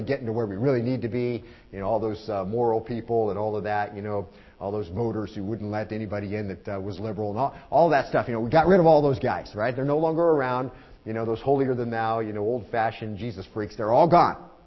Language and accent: English; Arizona, United States; now in Lynchburg, United States; I'm from Arizona